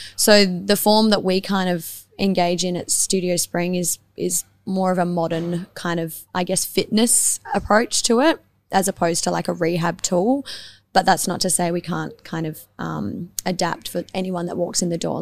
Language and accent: English; Adelaide, South Australia, Australia; also born or lived in Tranmere; I grew up in the East Side, like on Glenburn Road, just between McGill and the parade. So I've been local to this area my whole life